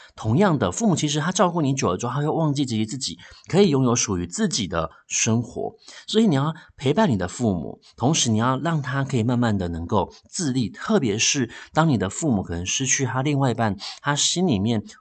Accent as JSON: {"language": "Chinese", "country": "Taiwan", "said": "我们台湾话里面呢，有一句话叫做，呃，“老大郎拎阿醒哦。”"}